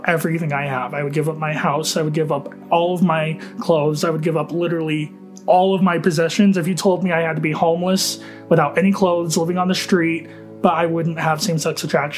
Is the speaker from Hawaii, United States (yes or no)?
no; Utah, United States; I am from Utah